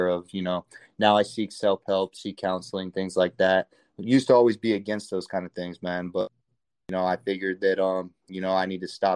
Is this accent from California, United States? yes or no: yes; California, United States; moved away as an adult; also born or lived in Hawaii; I was born and raised in California